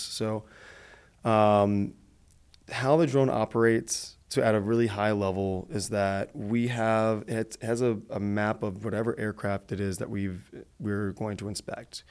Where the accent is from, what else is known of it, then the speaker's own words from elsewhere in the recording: Detroit, Michigan, United States; moved away; also born or lived in Arizona; I'm originally from Michigan, from Detroit